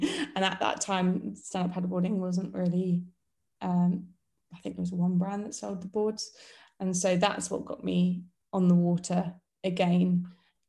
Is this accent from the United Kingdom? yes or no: yes; Portsmouth, South East England, United Kingdom; my hometown